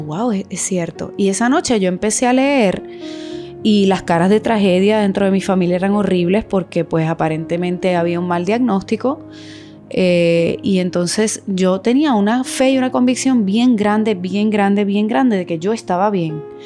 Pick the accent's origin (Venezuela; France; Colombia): Venezuela; yo me siento venezolana también porque nací y me crié en ese hermoso país